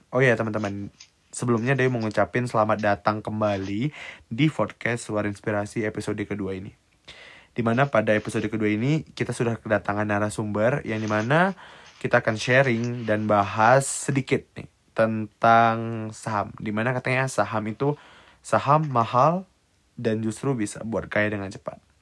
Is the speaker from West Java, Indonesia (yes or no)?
no; Medan, North Sumatra, Indonesia; moved away; Abi ini merupakan salah satu kawan sekampung aku lah sama-sama dari Medan merantau ke Aceh.